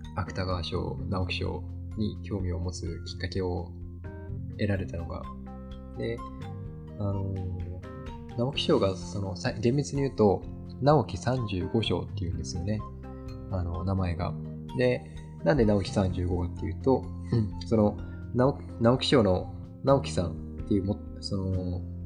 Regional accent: Kagoshima, Japan; 地元の鹿児島

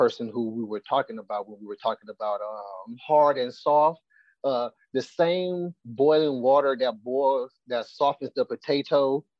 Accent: St. Petersburg, Florida, United States; I grew up in South St. Pete in the 90s.

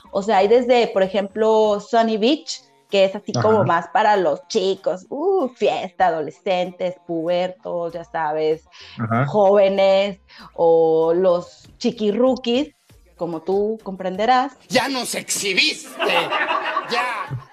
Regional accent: Mexico; moved away as an adult; also born or lived in Cancún; now in Sofia, Bulgaria; yo soy morena, soy mexicana

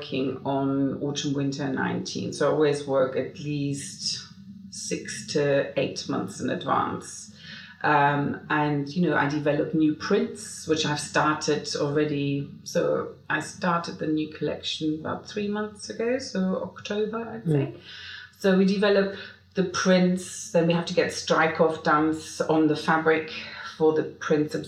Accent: Germany; moved away as an adult; now in London, United Kingdom; I'm German. I've lived here for 29 years, but I'm not a British citizen.

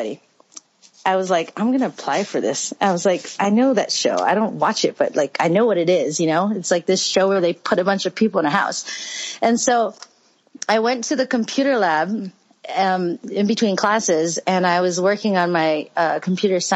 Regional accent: Hawaii, United States; moved away as an adult; I'm from Hawaii. I grew up in a foster home

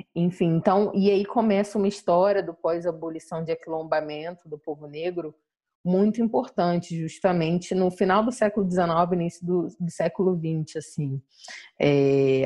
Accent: Jardim Catarina, Rio de Janeiro, Brazil; Sou do Jardim Catarina

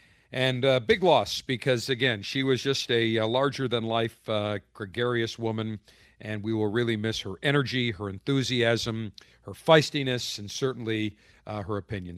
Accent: Buffalo, New York, United States; also born or lived in Baltimore; now in Tampa, United States; growing up in Buffalo

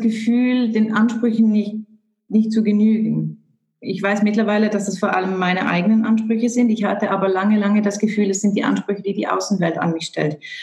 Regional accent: Switzerland; Bei uns in der Schweiz

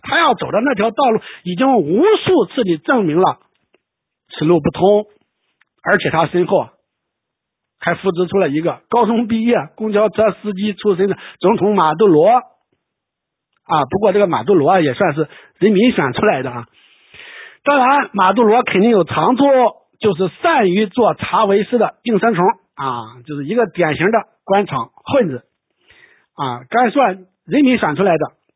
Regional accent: China; 我们中国人

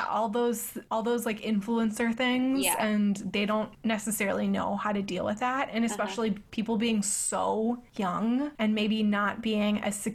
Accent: East of England, United Kingdom; I'm from Essex. I feel like it had to run so Love Island could fly.

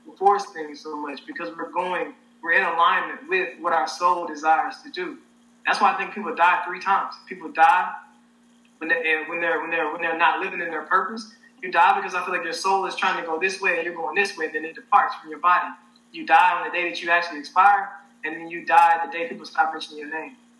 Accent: Helena, Arkansas, United States; moved away as an adult; now in Los Angeles, United States; I'm from Helena, Arkansas, so Southeast Arkansas.

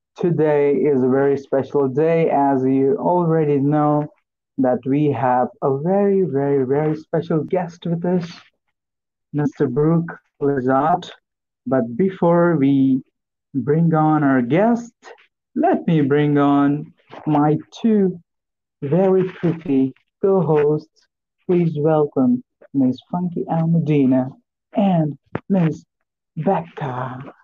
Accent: Marathi / India, Maharashtra, India; first language Marathi; English is a second language; my mother tongue, which is Marathi. then I speak Hindi, which is our national language

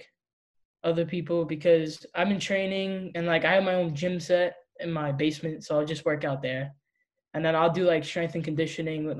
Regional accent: New York City, New York, United States; I'm from Queens, New York

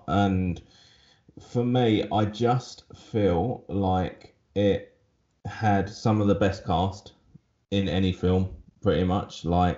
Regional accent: England, United Kingdom; now in Australia; obviously I'm originally from England, and having Christmas in summer, I've been here for like 10 years

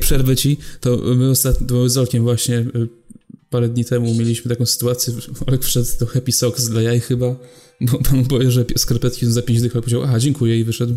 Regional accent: Poland; my tu jesteśmy z Polski

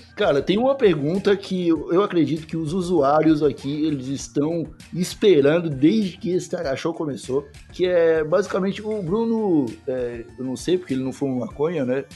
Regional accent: Brazil; como brasileiro

